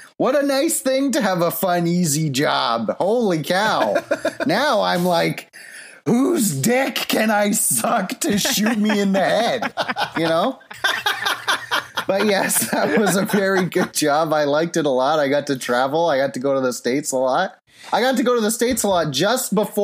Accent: Port Stanley, Ontario, Canada; Port Stanley, Ontario. That's where I'm from. A cool thing about my hometown

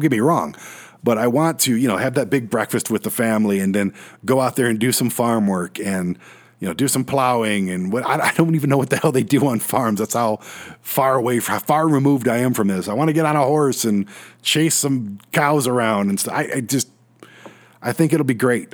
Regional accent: Detroit, Michigan, United States; I'm a city boy, born and raised in South Detroit

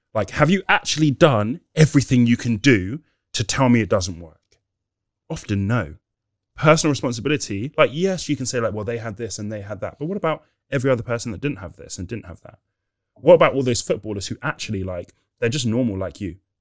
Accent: Nigeria; We're Nigerian

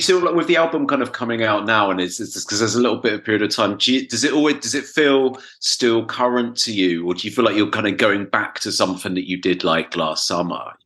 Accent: England, United Kingdom; moved away as an adult; now in Berlin, Germany; being English

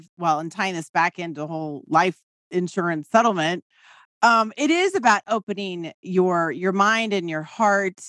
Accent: San Antonio, Texas, United States; also born or lived in Dallas, Texas; I went to Oliver Wendell Holmes High School in San Antonio.

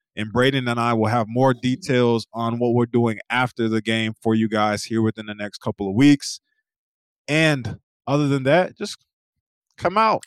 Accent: East Coast, United States; moved away; also born or lived in Oklahoma; I'm from the East Coast

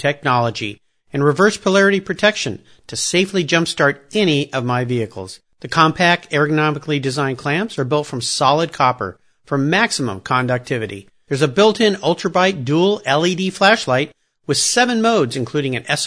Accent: San Diego, California, United States; I grew up in Southern California as well, just down in San Diego.

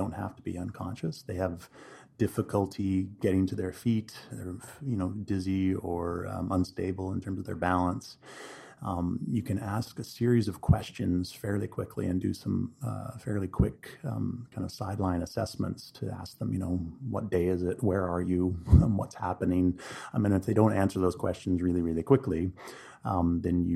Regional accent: Quesnel, British Columbia, Canada; moved away as an adult; also born or lived in Vancouver, Canada / Calgary, Canada / Europe / Oregon, United States; now in Kelowna, Canada; But I'm originally from Canada. I grew up in Quesnel in central BC

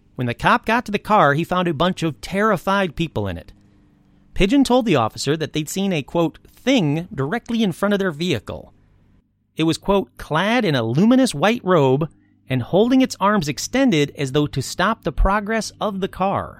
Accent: Michigan, United States; now in California, United States; I grew up in Michigan

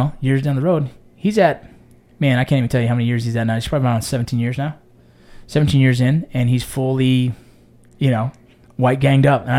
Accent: Los Angeles, California, United States; growing up in San Fernando Valley

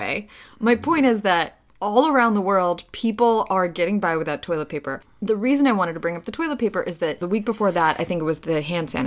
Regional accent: Ukraine; moved away; I grew up in Ukraine, lived in a very small town

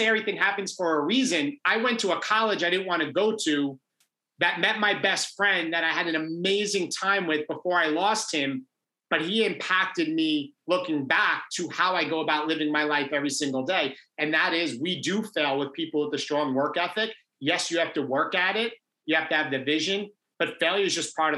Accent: Long Island, New York, United States; I grew up in Long Island in New York, went to private high school, St. Anthony's High School

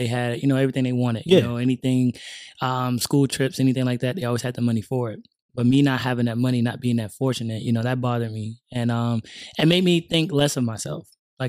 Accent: Hemingway, South Carolina, United States; I grew up in South Carolina, Hemingway, South Carolina. I was raised in a small, decent family. You know, we weren't fortunate at all. You know what I mean? We grew up poor in the struggle, you know. Single parent, was raised by my mom

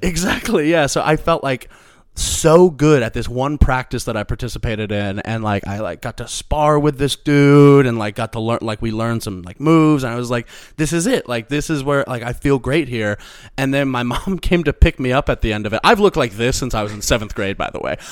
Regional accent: Missouri, United States; moved away; the school district of my hometown is, like, very, like, renowned sort of for, like, academics in our area

